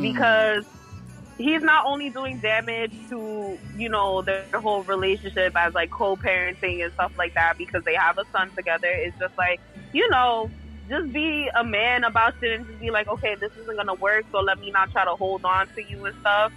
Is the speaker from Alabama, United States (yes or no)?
no; Boston, Massachusetts, United States; moved away as an adult; also born or lived in New York; I'm home in Boston